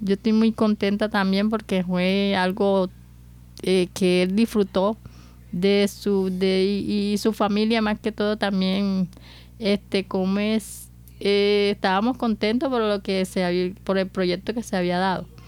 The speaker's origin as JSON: {"language": "Spanish", "town": "Medellín", "region": "Antioquia", "country": "Colombia", "said": "Cuando llegamos acá, porque nosotros venimos de la ciudad de Medellín, cuando llegamos acá me encontré con las calles que estaban bastante polvorientas."}